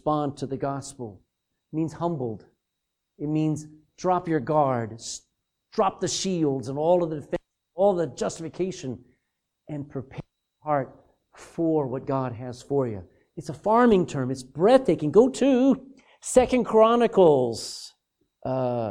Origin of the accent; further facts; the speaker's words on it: Texas, United States; I'm a Texan